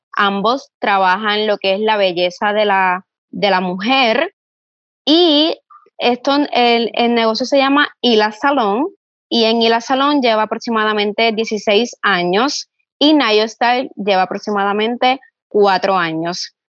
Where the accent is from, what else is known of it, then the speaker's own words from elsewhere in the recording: Ponce, Puerto Rico; soy de Ponce, Puerto Rico, mi negocio se encuentra ubicado en casco urbano